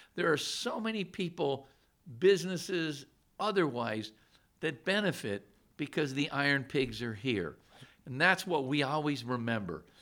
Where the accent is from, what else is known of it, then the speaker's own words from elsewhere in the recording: Scranton, Pennsylvania, United States; now in Allentown, United States; I'm originally from Scranton